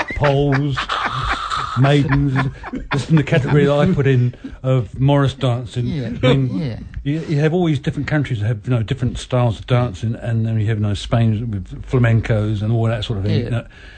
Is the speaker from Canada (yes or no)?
no; England, United Kingdom; now in New Zealand; As an Englishman